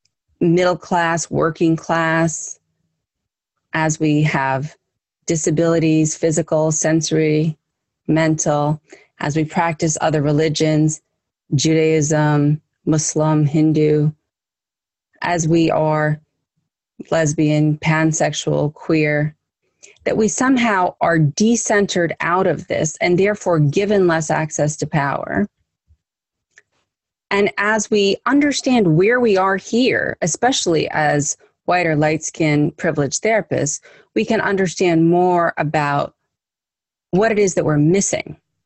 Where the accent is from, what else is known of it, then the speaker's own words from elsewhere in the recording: United States; I'm Italian, I'm German, I'm Scottish, my background is this or that, but I'm American in this case.